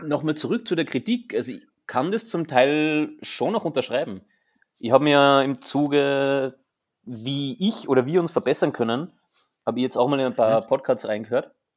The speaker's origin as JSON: {"language": "German", "country": "Austria", "said": "bei uns in Österreich"}